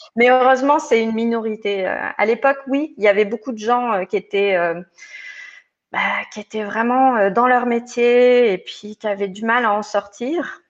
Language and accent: French; Provence-Alpes-Côte d'Azur, France; moved away as an adult; also born or lived in Lyon; now in Geneva, Switzerland; je suis originaire des Hautes-Alpes. Euh, où bah, j'ai suivi toute ma scolarité quand j'étais plus jeune.